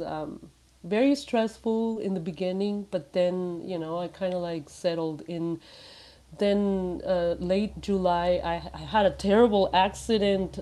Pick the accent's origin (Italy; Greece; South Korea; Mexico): Mexico; moved away; I was born in Mexico